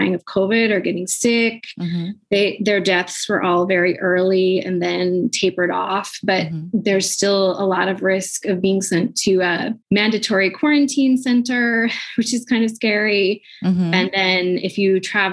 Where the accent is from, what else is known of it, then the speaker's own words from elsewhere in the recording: United States; moved away as an adult; now in Shanghai, China; I'm American